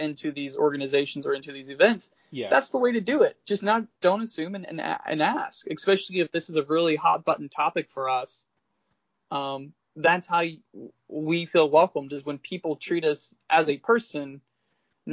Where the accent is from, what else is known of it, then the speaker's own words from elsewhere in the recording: the South, United States; I'm from the South